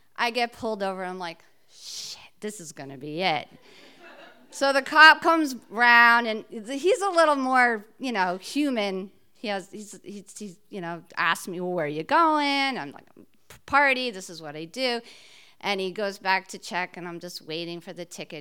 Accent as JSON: {"language": "English", "region": "New Jersey", "country": "United States", "moved": "as an adult", "lives_now": "Cape Cod, United States", "said": "I'm originally from New Jersey, just outside New York City"}